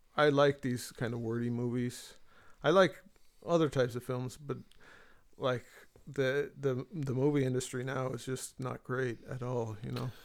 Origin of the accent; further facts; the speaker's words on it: Marin, San Francisco Bay Area, California, United States; moved away as an adult; now in Galway, Ireland; I was raised in Marin